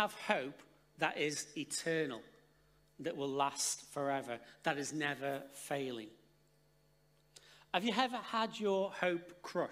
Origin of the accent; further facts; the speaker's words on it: Stoke-on-Trent, West Midlands, United Kingdom; moved away; We're originally from Stoke-on-Trent